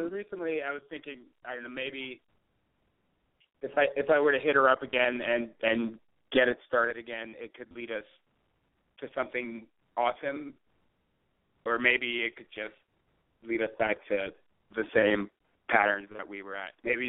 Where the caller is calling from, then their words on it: San Francisco, California, United States; I'm calling from San Francisco. I'm 25 years old, male, straight.